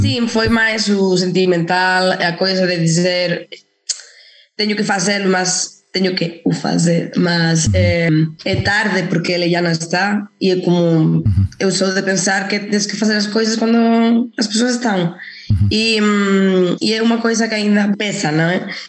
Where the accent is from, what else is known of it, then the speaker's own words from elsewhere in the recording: Salamanca, Castile and León, Spain; accent: Spanish; Portuguese is a second language; moved away as an adult; also born or lived in Madrid; now in Portugal; yo estaba en Salamanca, na minha terra